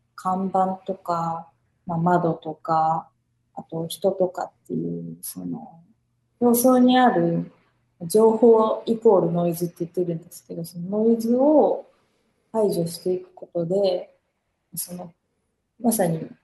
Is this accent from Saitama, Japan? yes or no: no; Okayama, Japan; now in Tokyo, Japan; 私も岡山出身なんで